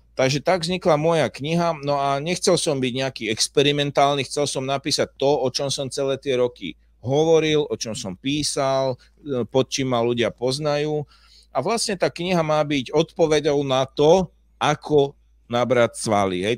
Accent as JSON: {"language": "Slovak", "country": "Slovakia", "said": "Ja, ja som na to hrdý, že som Slovák"}